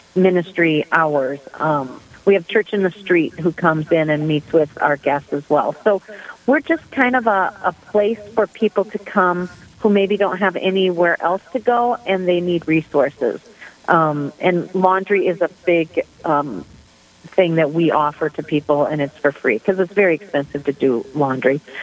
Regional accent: Sioux Falls, South Dakota, United States; I am originally from Sioux Falls, South Dakota.

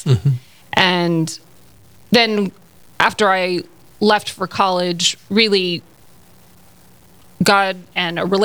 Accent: near Corpus Christi, South Texas, United States; moved away as an adult; I grew up in South Texas, very tiny town near Corpus Christi

